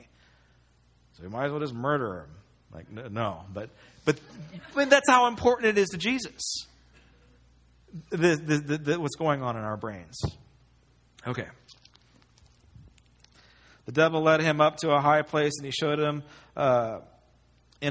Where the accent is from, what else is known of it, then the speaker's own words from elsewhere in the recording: United States; as an American